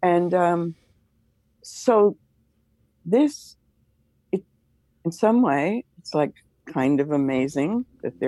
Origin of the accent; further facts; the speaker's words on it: United States; also born or lived in Manhattan, New York / New Jersey / Pittsburgh; I grew up in Manhattan and New Jersey